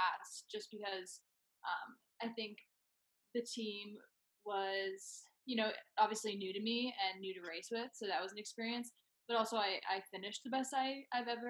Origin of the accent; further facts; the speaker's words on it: Northern Virginia, United States; moved away as an adult; also born or lived in Villanova; now in Colorado, United States; I'm from Northern Virginia, and I transferred here last year